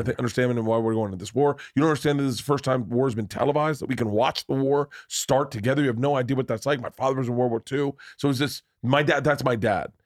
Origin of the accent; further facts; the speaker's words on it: Florida, United States; we both grew up in the South